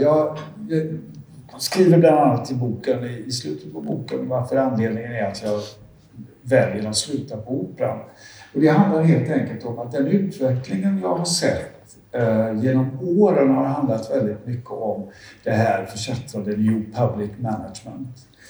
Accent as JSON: {"language": "Swedish", "town": "Gothenburg", "region": "Västra Götaland", "country": "Sweden", "tie": "born or raised there", "said": "Jag är ju uppvuxen i, eh, i Majorna"}